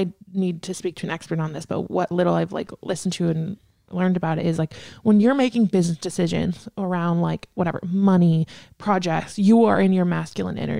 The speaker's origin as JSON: {"language": "English", "country": "United States", "said": "we're American"}